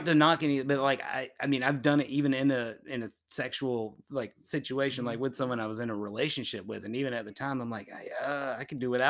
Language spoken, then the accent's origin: English; Jacksonville, Florida, United States; now in Tampa, United States; I was born and raised in Jacksonville for first 19 years of my life